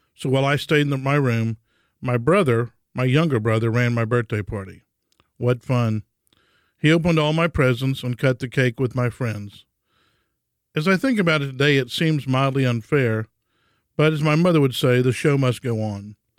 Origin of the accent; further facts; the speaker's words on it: Houston, Texas, United States; For me, life started in a Catholic hospital in Houston named after Jesus' earthly father, St. Joseph.